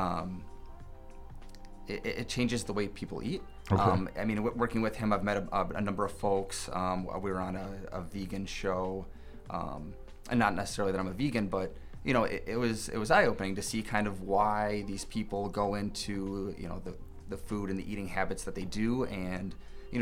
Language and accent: English; Mequon, Wisconsin, United States; moved away as an adult; also born or lived in La Crosse, Wisconsin / Minneapolis, Minnesota; now in Rochester, United States; I grew up in Mequon, which is about 20 minutes north